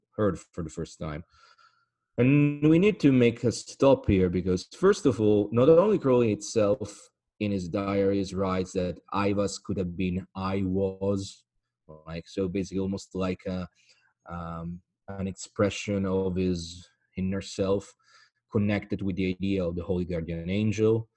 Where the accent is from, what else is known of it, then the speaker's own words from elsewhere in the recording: Italy; accent: Italian; English is a second language; my accent right now, which is a clearly Italian accent